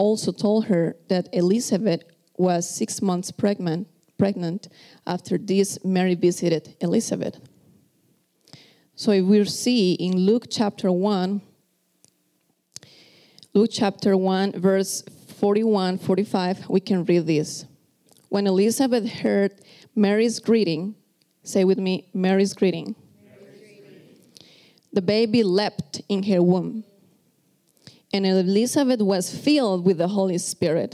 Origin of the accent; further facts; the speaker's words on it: Costa Rica; English is a second language; moved away; I am from Costa Rica, if you are first time here, so you can tell that this is my second language.